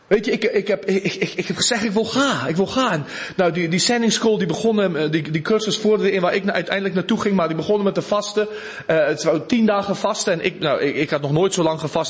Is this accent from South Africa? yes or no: yes; South Africa; Dutch is a second language; moved away; uit Zuid-Afrika